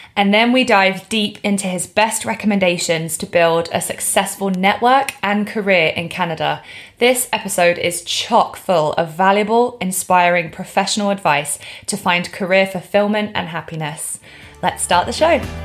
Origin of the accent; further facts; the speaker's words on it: England, United Kingdom; me being English